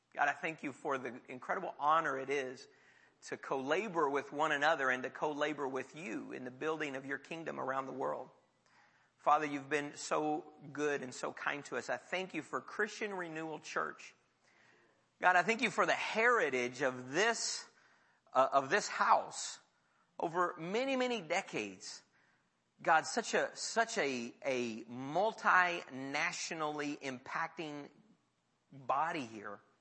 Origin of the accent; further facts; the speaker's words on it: United States; I'm an American in my body, but I'm a Honduran in my heart.